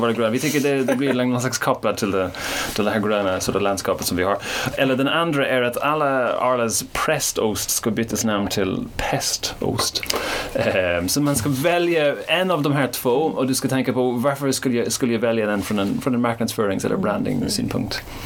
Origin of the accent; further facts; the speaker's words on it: Ireland; now in Sweden; Jag kommer inte från Sverige, jag kommer från Irland, så jag är inte uppväxt med Arla